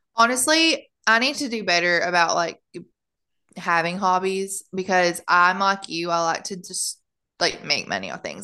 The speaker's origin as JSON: {"language": "English", "country": "United States", "moved": "yes", "lives_now": "Germany", "said": "being an American living in Germany"}